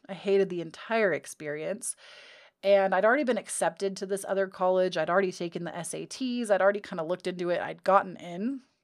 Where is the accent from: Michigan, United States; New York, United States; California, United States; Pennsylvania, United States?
California, United States; I'm born and raised in California